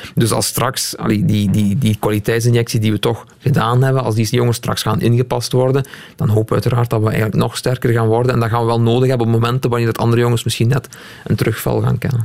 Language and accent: Dutch; Limburg, Flanders, Belgium; ik ben een Limburger